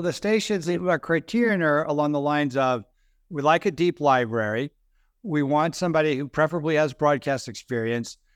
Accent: North Carolina, United States; I'm from North Carolina.

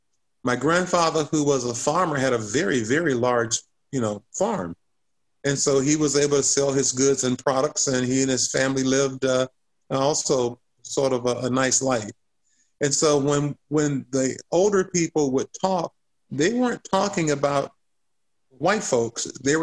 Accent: the South, United States; I love this country. I love being a Southerner. You know, this is my roots. I think that this is a great place to be.

